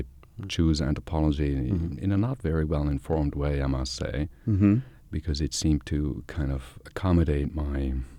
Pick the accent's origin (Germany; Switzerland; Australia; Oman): Switzerland; English is a second language; Yeah, I think it has deeply influenced me in the way that how I think about these topics.